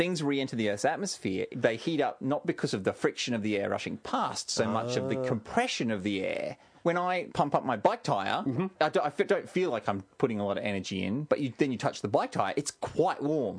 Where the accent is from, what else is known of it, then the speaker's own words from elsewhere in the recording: Australia; Because we're from Australia.